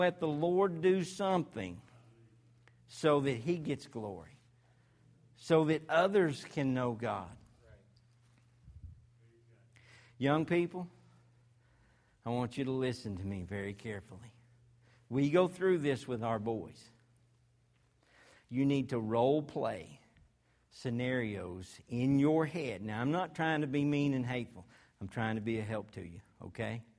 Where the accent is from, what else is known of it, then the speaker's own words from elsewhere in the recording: Arkansas, United States; I'm from Arkansas